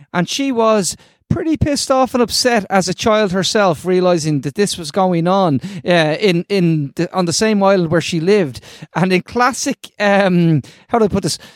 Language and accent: English; Ireland; I'm gonna say this as an Irish person